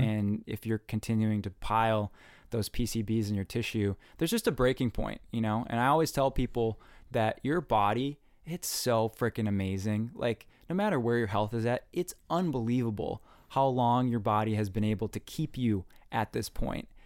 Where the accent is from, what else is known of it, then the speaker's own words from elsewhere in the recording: north of the Twin Cities, Minnesota, United States; growing up in Minnesota, um, my mom was a nurse